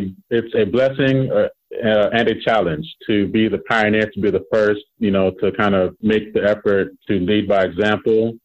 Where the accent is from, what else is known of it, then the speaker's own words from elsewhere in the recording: Chicago, Illinois, United States; moved away as an adult; now in Maryland, United States; I grew up on the South Side of Chicago, and I moved to Maryland in 2014 to work as a staffer on Capitol Hill.